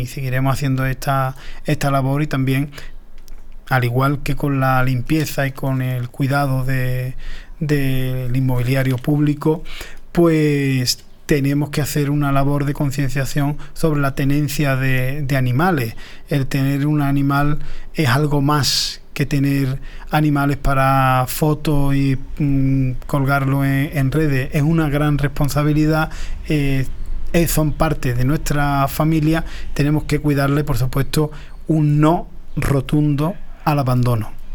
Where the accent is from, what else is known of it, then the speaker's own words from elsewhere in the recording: Paterna de Rivera, Andalusia, Spain; yo soy muy paternero